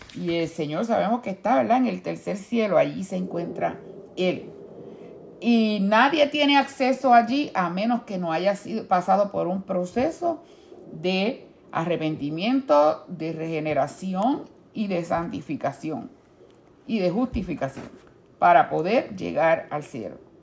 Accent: Puerto Rico; en mi pueblo allá en Puerto Rico

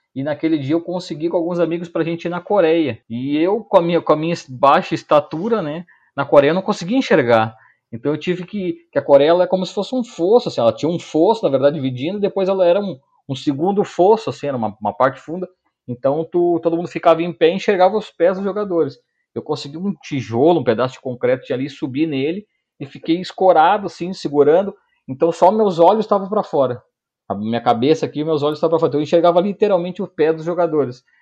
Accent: Porto Alegre, Rio Grande do Sul, Brazil; now in Canoas, Brazil; eu sou da, da, de Porto Alegre, hoje moro em Canoas, mas sou de, de, de Porto Alegre

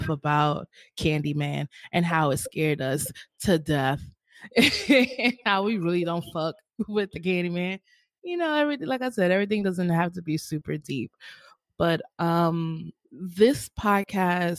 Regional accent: New York City, New York, United States; I'm born and raised in Harlem

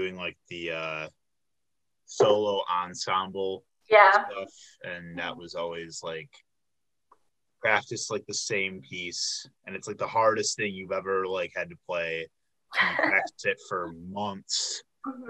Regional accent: Flossmoor, Illinois, United States; I'm from Illinois as well. I grew up in the south suburbs, little town called Flossmoor, Illinois, which is next to Tinley Park.

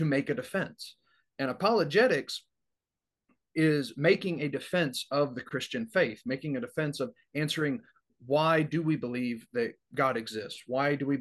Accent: Brevard, North Carolina, United States; I'm from Brevard, North Carolina

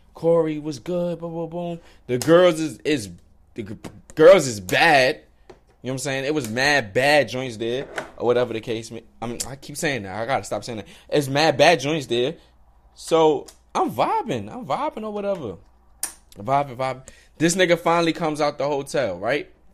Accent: New York, United States; I'm from New York

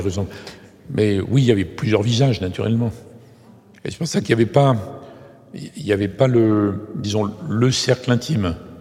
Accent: Bellegarde-en-Marche, Nouvelle-Aquitaine, France; je suis né à Bellegarde en marche

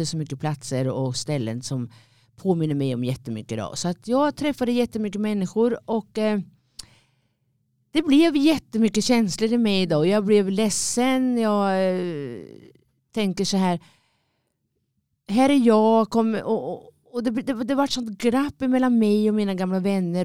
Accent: Linköping, Östergötland, Sweden; moved away as an adult; det är min hemstad, det är där jag är född, det där jag är uppväxt

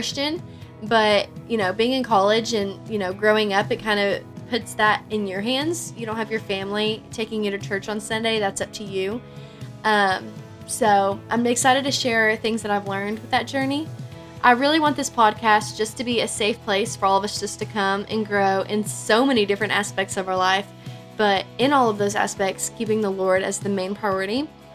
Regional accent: Kentucky, United States; I'm from Kentucky.

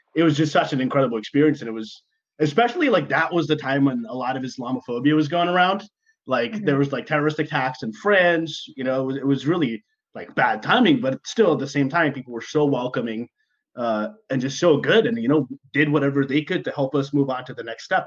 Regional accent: Dubai, United Arab Emirates; moved away; I was born and raised in Dubai

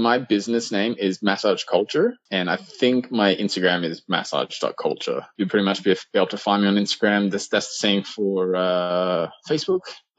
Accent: Australia; accent: Australian; But I've lost a bit of my Australian accent.

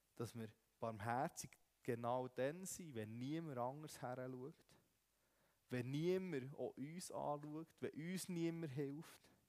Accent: Switzerland; wir Schweizer

